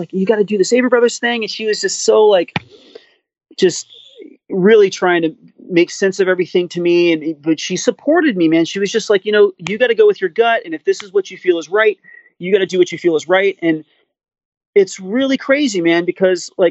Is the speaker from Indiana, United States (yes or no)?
no; Miami, Florida, United States; growing up in Miami